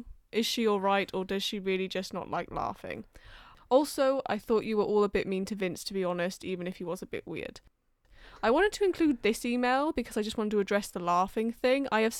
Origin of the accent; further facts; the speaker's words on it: London, United Kingdom; accent: between Welsh and English; now in Wales; Well, I grew up in London and now I've lived in Wales, so I've just got like a twatish in between Welsh and English thing going on.